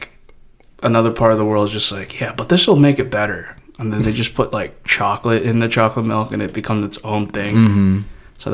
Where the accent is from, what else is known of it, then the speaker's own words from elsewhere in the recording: United States; I grew up here in the United States